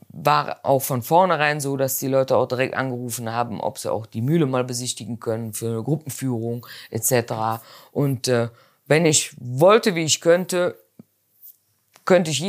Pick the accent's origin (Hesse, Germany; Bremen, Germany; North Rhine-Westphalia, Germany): North Rhine-Westphalia, Germany; Erkelenz; Ich meine, wir kommen ja nun aus Erkelenz. Erkelenz ist auch eine kleinere Stadt, aber wir hatten Mönchengladbach vor der Tür mit fast 300.000 Einwohnern